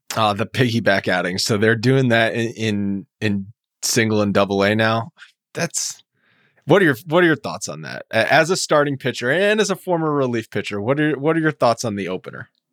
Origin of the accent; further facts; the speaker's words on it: New England, United States; moved away; I'm from New England originally